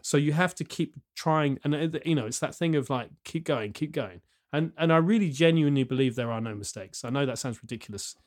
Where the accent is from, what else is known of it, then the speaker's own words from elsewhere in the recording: Southampton, South East England, United Kingdom; I grew up in Southampton, then moved away, and then came back